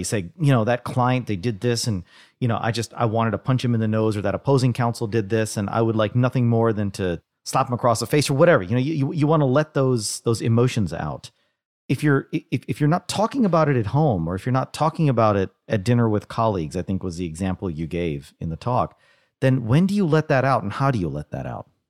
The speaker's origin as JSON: {"language": "English", "town": "Dallas", "region": "Texas", "country": "United States", "tie": "born or raised there", "said": "in Dallas, my hometown"}